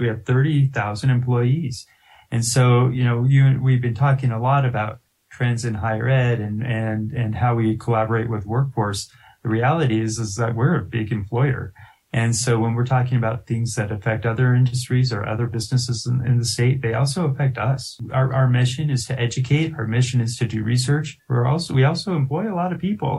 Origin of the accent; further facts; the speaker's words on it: Littleton, Colorado, United States; I'm a I'm a lifelong Coloradan. I was born and raised here. I'm from Littleton.